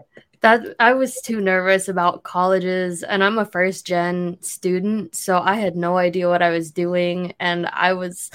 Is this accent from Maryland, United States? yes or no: no; Ashtabula, Ohio, United States; moved away as an adult; now in Columbus, United States; so I'm from Northeast Ohio. I usually tell people Cleveland, which is a complete lie. It's just like people don't know where Ashtabula is. So if you do, great. If you don't, it's like in the very pointy Northeast tip of Ohio. Super small town.